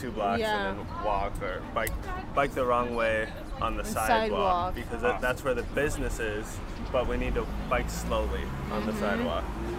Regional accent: Maple Grove, Minnesota, United States; I grew up in Maple Grove.

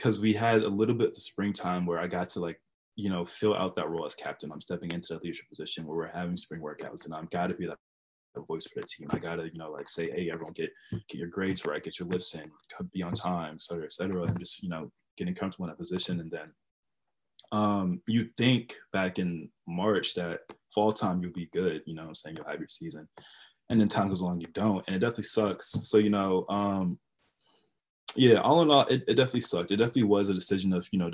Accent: Georgia, United States; I'm from Cameroon, which is, you know, like West Central Africa, specifically in Bali, but born and raised here in Georgia.

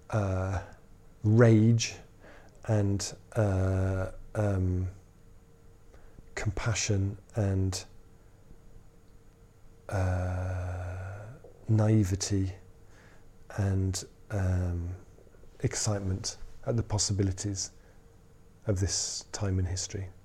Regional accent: Totnes, South West England, United Kingdom; where are you from? I'm from Totnes.

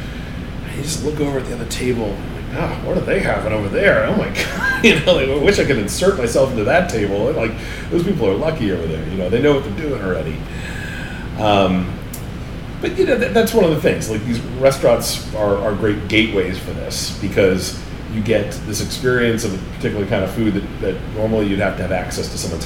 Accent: Rhode Island, United States; moved away as an adult; now in New Orleans, United States; I grew up in Rhode Island, grew up in New England up there.

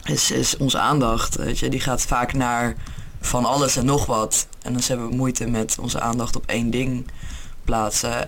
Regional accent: Utrecht, Netherlands; moved away as an adult; now in England, United Kingdom; Ik kom eigenlijk uit Utrecht, maar ik woon op dit moment in Engeland

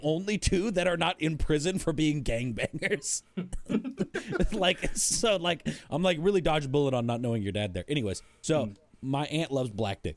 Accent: American West, United States; accent: American Western; I have a slightly Pennsylvania accent on top of my American Western accent

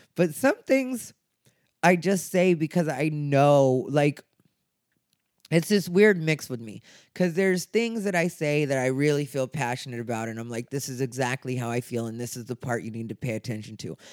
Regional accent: Arizona, United States; I'm gay, I'm Mexican, and I'm from Arizona.

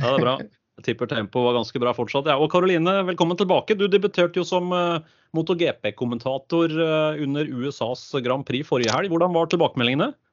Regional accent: Øvre Romerike, Akershus, Norway; accent: thick l's; vi er fra Øvre Romerike, så det kan bli både tjukke l-er

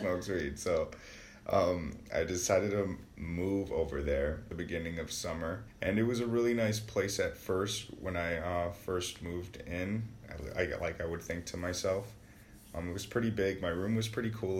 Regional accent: Wisconsin, United States; I was born and raised in Wisconsin, born on the south side, and I just recently moved to the east side

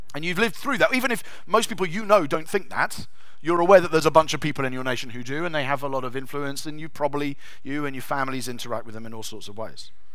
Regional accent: England, United Kingdom; we're English

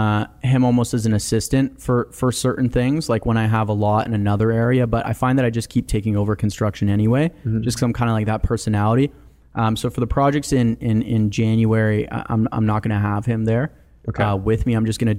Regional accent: Canada; born there; I was born in Canada. My brother was born in Croatia.

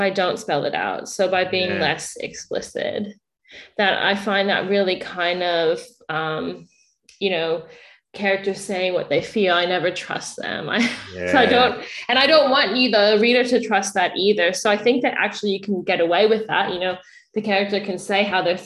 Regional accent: United States; moved away as an adult; now in Australia; So I'm from the US, moved here

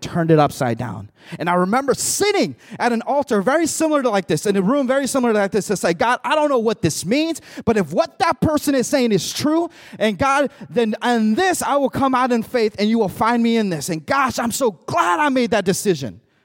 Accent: Mexico; now in United States; I came from Mexico. I was born in Mexico, came over here, immigrated in the United States

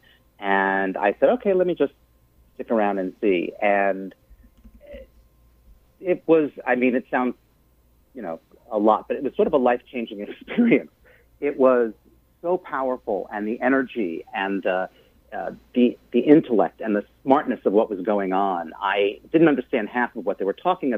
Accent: Long Island, New York, United States; I'm a Jewish kid growing up in Long Island

